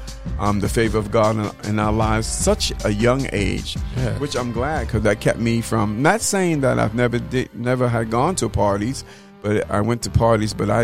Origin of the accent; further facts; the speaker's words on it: North Babylon, New York, United States; moved away as an adult; also born or lived in Manhattan, New York / Atlanta, Georgia; now in Prairie View, United States; I was reared on Long Island, a little city called North Babylon, and graduated from high school there.